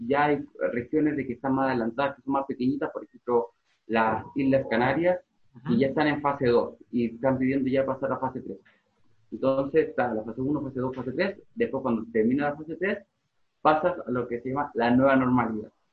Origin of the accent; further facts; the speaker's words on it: Chile; moved away as an adult; now in Madrid, Spain; yo vengo de Chile